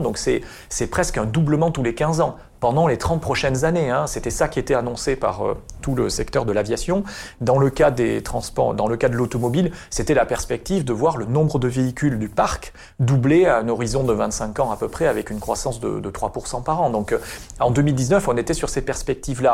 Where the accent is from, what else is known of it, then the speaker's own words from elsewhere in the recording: Basque Country, Nouvelle-Aquitaine, France; moved away as an adult; also born or lived in Paris; now in Bordeaux, France; je suis originaire du Pays Basque